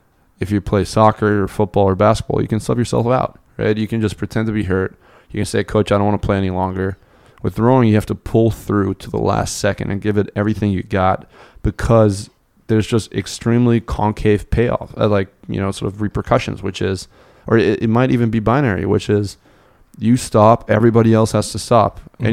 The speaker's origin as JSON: {"language": "English", "town": "Munich", "region": "Bavaria", "country": "Germany", "tie": "born or raised there", "said": "So I grew up in Munich."}